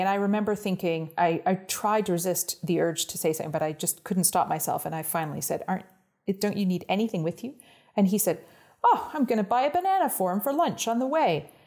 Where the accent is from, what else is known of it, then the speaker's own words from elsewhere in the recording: Ottawa, Ontario, Canada; first language English; moved away as an adult; also born or lived in Toronto, Canada / Oxford, England; now in Iceland; I grew up just outside of Ottawa, the capital of Canada, uh, in the countryside